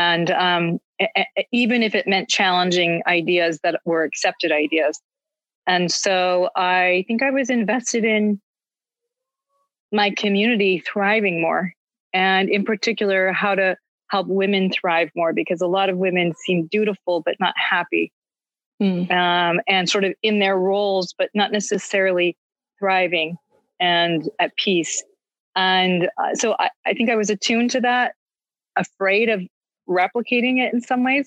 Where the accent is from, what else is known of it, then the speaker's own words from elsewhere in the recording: New England, United States; moved away; growing up in New England, like I did, the church was extremely important to my experience